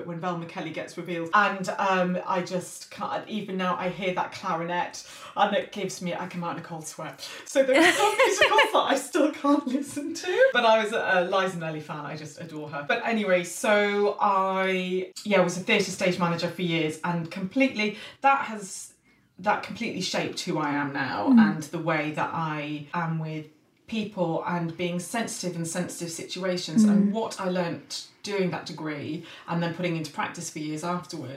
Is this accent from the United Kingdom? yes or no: yes; Aberystwyth, Wales, United Kingdom; I'm a farmer's daughter, originally. Oh, yes, so I grew up in Aberystwyth